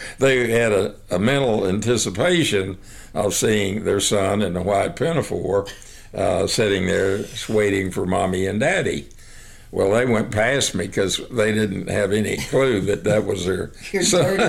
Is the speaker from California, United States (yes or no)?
no; Hermleigh, Texas, United States; also born or lived in Snyder, Texas; I was born in Hermely, Texas, and I was born at a little house that my grandmother and granddad were living